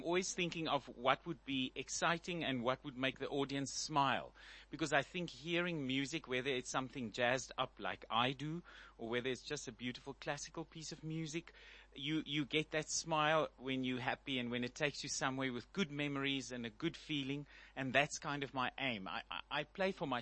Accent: Bloemfontein, Free State, South Africa; I was born in Bloemfontein.

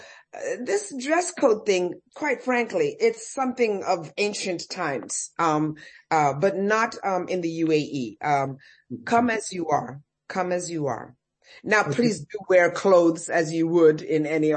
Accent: United States; moved away as an adult; now in Dubai, United Arab Emirates; I come from America. You know how we dress over there.

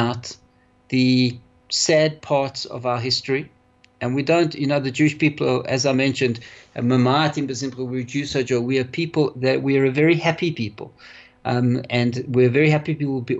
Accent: Johannesburg, Gauteng, South Africa; I was brought up here in South Africa, in Johannesburg, and had a wonderful life in Johannesburg

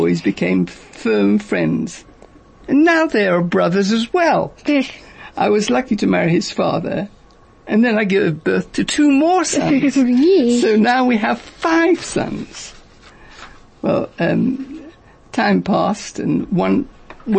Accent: Leeds, Yorkshire and the Humber, United Kingdom; moved away as an adult; now in Johannesburg, South Africa; Yeah, I am from Yorkshire. And that's where I was born. I was born in Leeds.

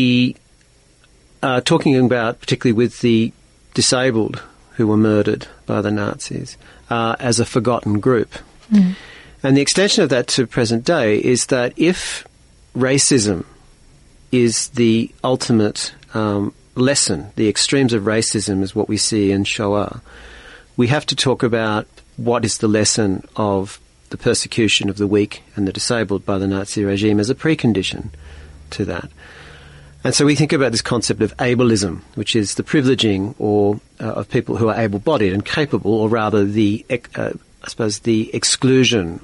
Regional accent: Australia; as an Australian

